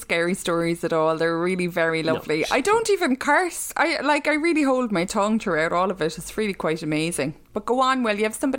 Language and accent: English; Ireland; we are from Catholic Ireland